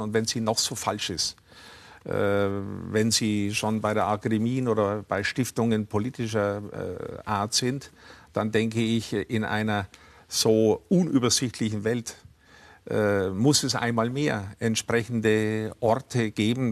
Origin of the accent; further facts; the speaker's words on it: Upper Franconia, Bavaria, Germany; also born or lived in Nuremberg / Munich; Ich bin in Oberfranken aufgewachsen